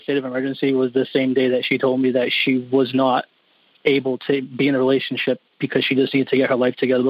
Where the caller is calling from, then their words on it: New Bedford, Massachusetts, United States; New Bedford, Massachusetts.